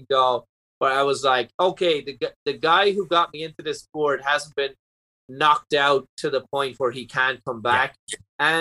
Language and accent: English; Ireland; also born or lived in Orlando; now in United States; More people saw me on the Tonight Show than live in my home country.